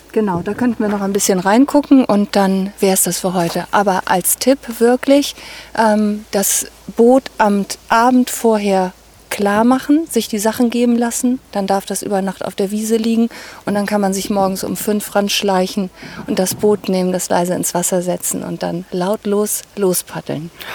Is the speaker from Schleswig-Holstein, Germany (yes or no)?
yes; Groß Wittensee, Schleswig-Holstein, Germany; Wir kommen aus Großwittensee bei Eckernförde